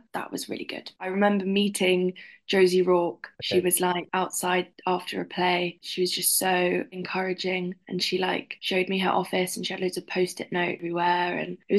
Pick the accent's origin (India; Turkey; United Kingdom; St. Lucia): United Kingdom; London; Yeah, I grew up in London and my mum used to take me to a lot of community theatre.